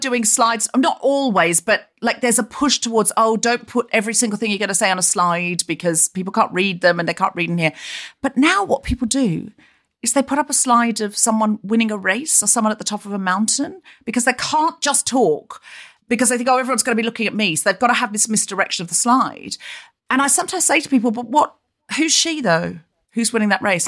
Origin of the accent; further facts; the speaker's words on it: Australia; now in London, United Kingdom; I was raised in Australia